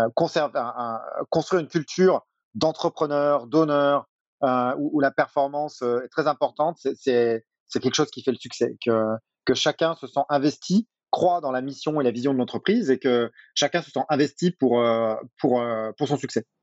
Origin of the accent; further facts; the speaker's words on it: Brittany, France; moved away as an adult; also born or lived in United States / Asia / Singapore; now in Paris, France; Je suis breton.